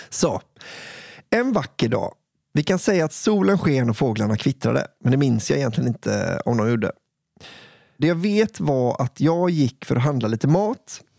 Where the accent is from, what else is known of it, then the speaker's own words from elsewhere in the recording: Gotland, Sweden; Nu gör min hjärna en vild koppling. Jag kommer från Gotland.